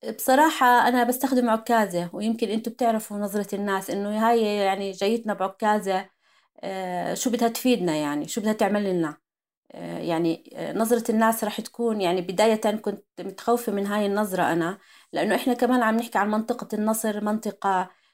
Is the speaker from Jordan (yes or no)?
yes; Jordan; عندنا بالاردن